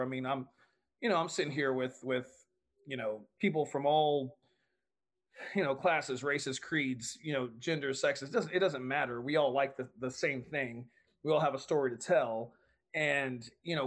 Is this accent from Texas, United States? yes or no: yes; Texas, United States; I'm a Texan